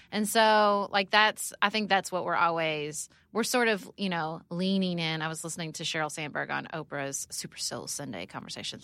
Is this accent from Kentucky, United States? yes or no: yes; Paducah, Kentucky, United States; also born or lived in Washington, D.C.; I moved back to Paducah, Kentucky, my hometown